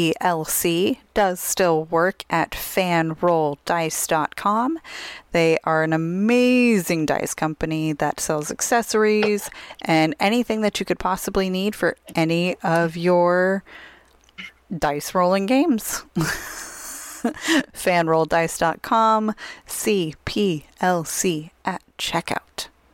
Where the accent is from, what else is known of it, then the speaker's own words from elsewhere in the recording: Tucson, Arizona, United States; one of the options is to go to Tucson, Arizona, which is my hometown.